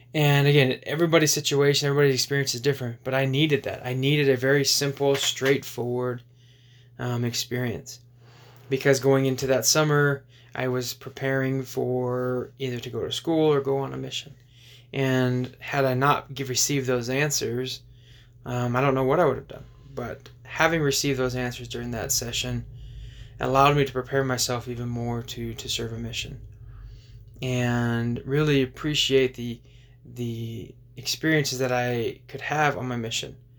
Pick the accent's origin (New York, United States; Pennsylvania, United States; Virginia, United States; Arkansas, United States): Arkansas, United States; just outside of Little Rock; So a lot of the impactful years of my life from 12 to, to 19 happened in, in, in Arkansas, just outside of Little Rock.